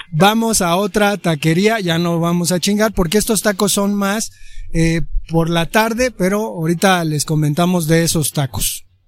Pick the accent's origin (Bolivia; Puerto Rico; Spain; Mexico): Mexico; nosotros los mexicanos